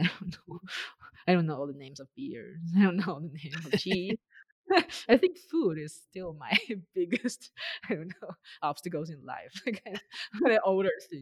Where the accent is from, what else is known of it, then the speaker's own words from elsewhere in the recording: China; moved away as an adult; also born or lived in Beijing; now in United States; Growing up in China